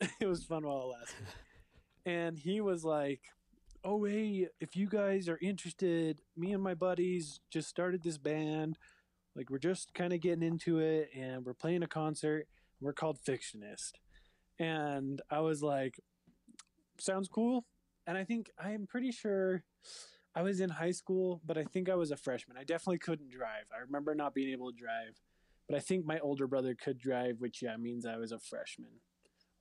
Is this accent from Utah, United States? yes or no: yes; Provo, Utah, United States; the rest of my growing up in Provo at the Valor